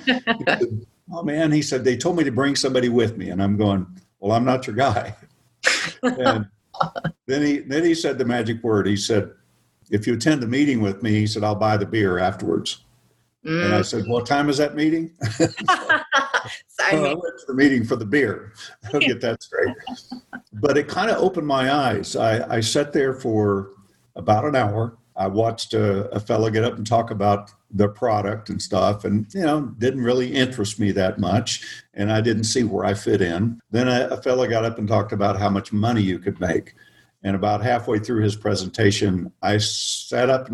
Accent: Oklahoma, United States; moved away as an adult; also born or lived in Arizona / California; I grew up in the Midwest, in Oklahoma

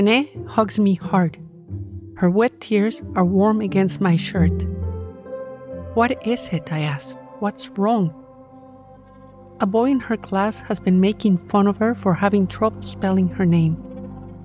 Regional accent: Cuernavaca, Morelos, Mexico; My hometown of Cuernavaca, Mexico

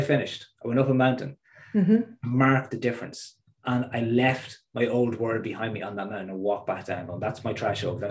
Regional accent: Midlands, Ireland; moved away; also born or lived in East Coast, north of Dublin; I'm from the Midlands. I'm from a part of the country that time moves slower.

